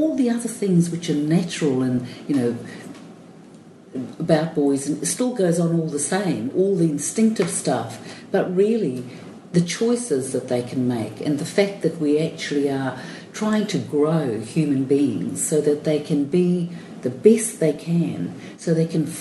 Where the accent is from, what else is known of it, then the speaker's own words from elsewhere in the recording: Cape Town, Western Cape, South Africa; I was born in Cape Town.